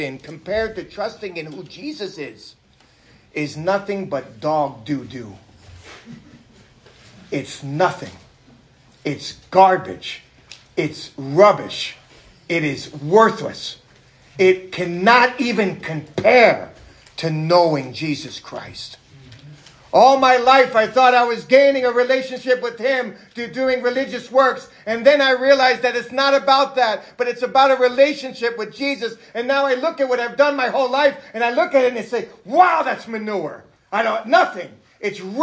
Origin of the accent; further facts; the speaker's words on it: New York City, New York, United States; moved away; I'm from New York City.